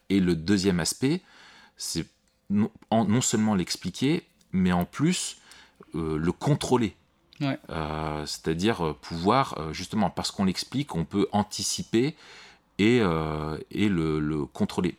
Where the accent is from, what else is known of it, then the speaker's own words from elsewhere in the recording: France; chez nous en France